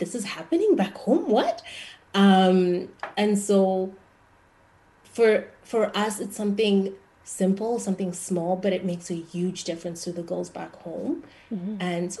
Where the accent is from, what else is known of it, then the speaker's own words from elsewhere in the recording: Zimbabwe; moved away as an adult; now in Winnipeg, Canada; I'm from Zimbabwe and the capital city is Harare.